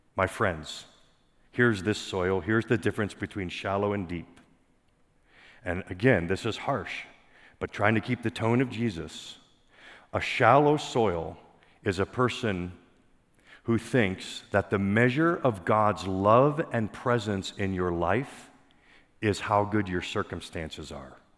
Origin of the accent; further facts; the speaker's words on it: Pennsylvania, United States; I grew up in Pennsylvania